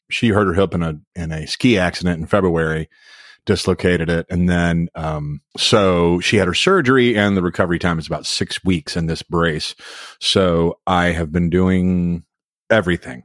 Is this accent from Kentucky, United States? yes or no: yes; Louisville, Kentucky, United States; moved away; Louisville, my hometown